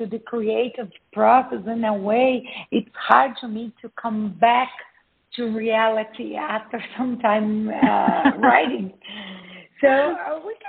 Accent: Brazil; I'm from Brazil. I was born and raised in Brazil.

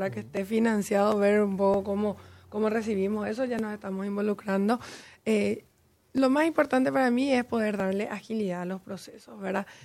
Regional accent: Paraguay; moved away as an adult; also born or lived in Chile / United States

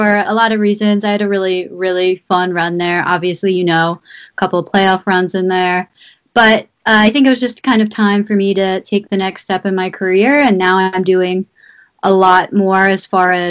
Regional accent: Maryland, United States; I grew up in Maryland

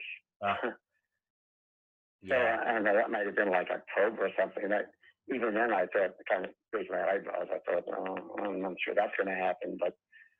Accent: Long Island, New York, United States; moved away as an adult; now in California, United States; I'm originally from New York, or Long Island

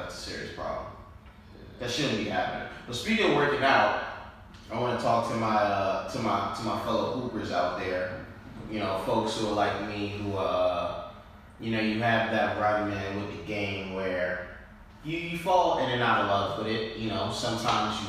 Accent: New York, United States; we're from New York

